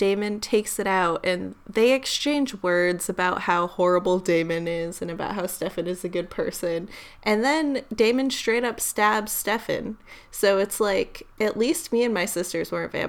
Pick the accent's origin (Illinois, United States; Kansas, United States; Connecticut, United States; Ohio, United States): Connecticut, United States; not far from where I grew up in Connecticut